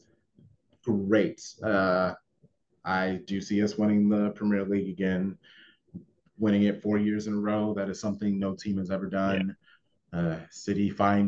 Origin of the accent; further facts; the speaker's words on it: United States; I'm an American